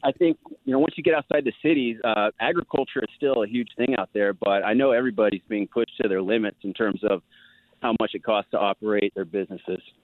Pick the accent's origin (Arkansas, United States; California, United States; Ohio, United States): California, United States; East Bay near Oakland; moved away as an adult; now in Decatur, United States; I was born and raised out there, um, lived there through the eighties and nineties, um, and two thousands, and have seen, uh, you know, my hometown, which is in the East Bay near Oakland